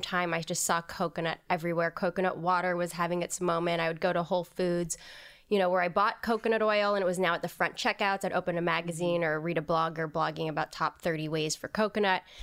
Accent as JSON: {"language": "English", "region": "Hawaii", "country": "United States", "tie": "born or raised there", "also_born_or_lived": "New York", "moved": "yes", "said": "I grew up in Hawaii"}